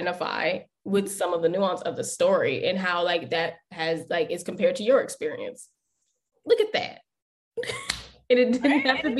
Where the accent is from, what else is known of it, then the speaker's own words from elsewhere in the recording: United States; I identify as Black American.